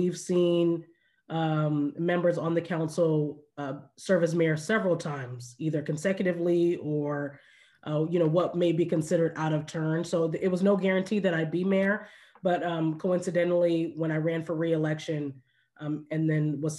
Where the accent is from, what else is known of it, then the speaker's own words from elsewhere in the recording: Orange County, California, United States; I grew up here in Orange County, you know, product of this area